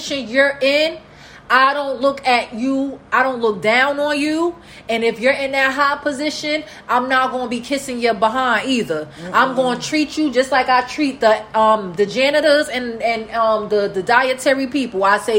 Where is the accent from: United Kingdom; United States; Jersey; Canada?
United States; Newark, New Jersey; I come from Newark